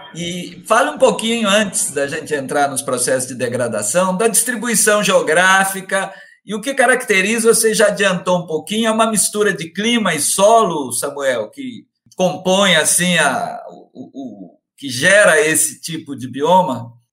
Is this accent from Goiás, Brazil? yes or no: no; Minas Gerais, Brazil; eu como bom mineiro